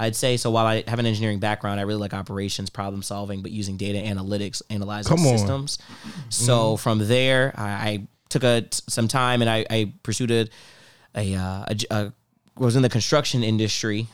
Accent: Cincinnati, Ohio, United States; moved away as an adult; now in Buffalo, United States; I am from Cincinnati, Ohio

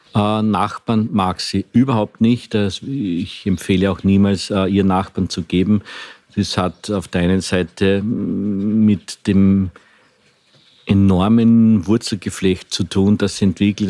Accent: Eastern Austria, Austria; bei uns im Osten, also sprich äh, Niederösterreich, Burgenland, auch in Wien, hat man nie, nie Tomaten gesagt, sondern immer Paradeiser

